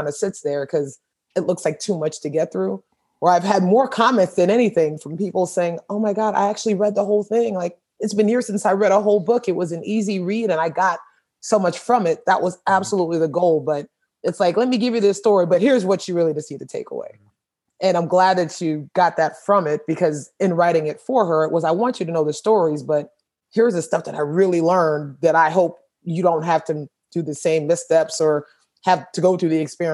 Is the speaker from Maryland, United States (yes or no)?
no; Richmond Heights, Florida, United States; growing up in Richmond Heights and going through Hurricane Andrew